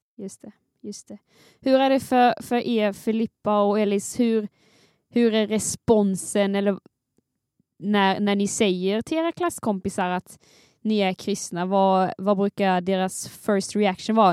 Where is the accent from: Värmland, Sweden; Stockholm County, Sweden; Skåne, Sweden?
Skåne, Sweden; jag är skåningen här